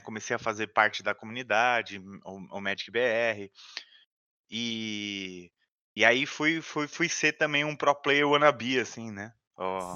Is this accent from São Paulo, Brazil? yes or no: yes; São Paulo, Brazil; Eu, eu sou de São Paulo, capital, né? Eu ainda moro em São Paulo, capital. Morei a minha vida toda, inclusive no mesmo bairro, né?